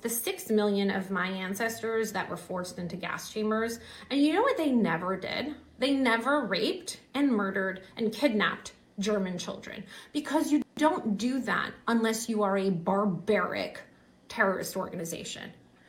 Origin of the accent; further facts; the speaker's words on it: Iran; moved away; I was born in Iran under the same regime that is supporting Hamas right now.